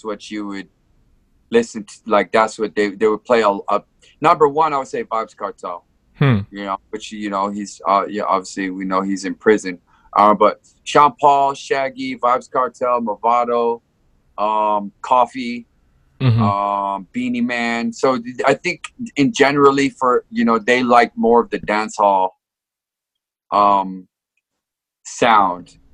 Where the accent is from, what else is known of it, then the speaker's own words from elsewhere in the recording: Samoa; also born or lived in California / Hawaii; now in Japan; I was born in California. I grew up in Samoa